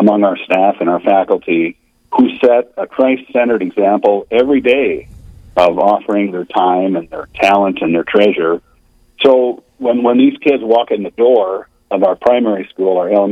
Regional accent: Gettysburg, South Dakota, United States; I grew up in Gettysburg here in South Dakota in a family of five

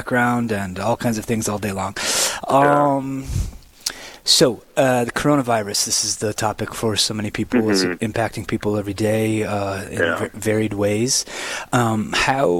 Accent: Tabor, Minnesota, United States; I'm from Tabor, Minnesota.

